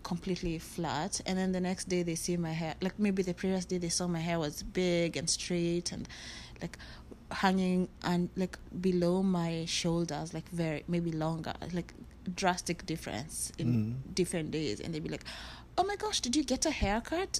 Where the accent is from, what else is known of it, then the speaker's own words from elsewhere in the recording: Kenya; moved away as an adult; now in United States; growing up in Kenya